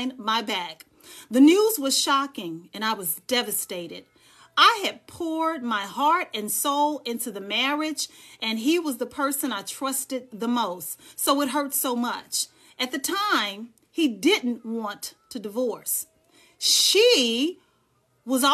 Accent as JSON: {"language": "English", "town": "Dallas", "region": "Texas", "country": "United States", "moved": "yes", "lives_now": "Charlotte, United States", "said": "I am from Dallas, Texas, but I'm currently living in the Queen City, Charlotte, North Carolina."}